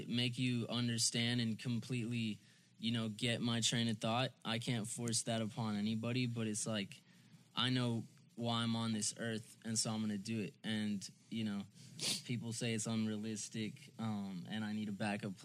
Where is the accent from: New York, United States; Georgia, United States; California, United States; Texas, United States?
Texas, United States; Allen; also born or lived in Plano, Texas / Dallas area; now in Frisco, United States; I live in Frisco. I was born in Plano. I grew up in Allen. I just say Dallas.